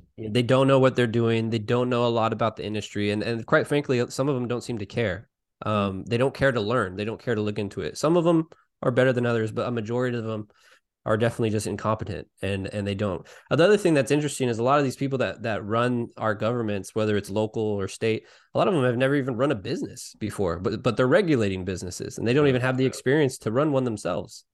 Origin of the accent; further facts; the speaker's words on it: Salinas, California, United States; I worked for a hydroponic store here in my, my hometown of Salinas